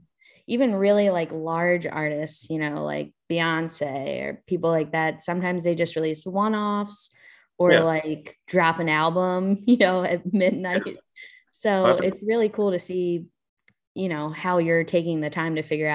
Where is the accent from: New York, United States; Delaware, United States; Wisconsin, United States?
Delaware, United States; So I'm from Delaware. That's where I am right now, actually.